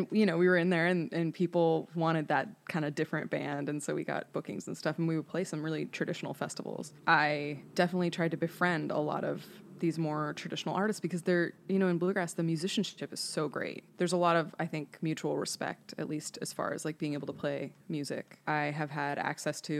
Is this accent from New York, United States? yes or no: no; Bay Area, California, United States; moved away as an adult; now in Nashville, United States; I was raised by wolves in California